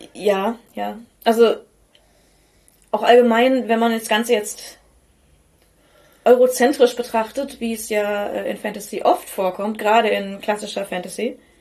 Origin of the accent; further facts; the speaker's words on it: North Rhine-Westphalia, Germany; wir kommen aus Ostwestfalen und nicht aus Osteuropa. Unser Blick und unsere Aussprache sind entsprechend geprägt.